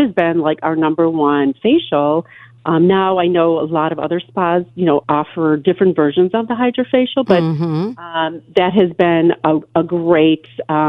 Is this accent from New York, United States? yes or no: yes; Buffalo, New York, United States; I grew up in Buffalo